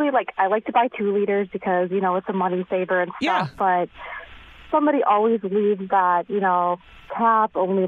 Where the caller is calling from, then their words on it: Greenfield, United States; Hi, I'm calling from Greenfield.